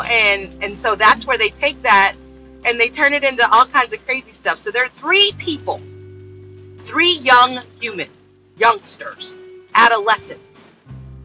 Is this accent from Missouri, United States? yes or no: no; California, United States; I grew up with in California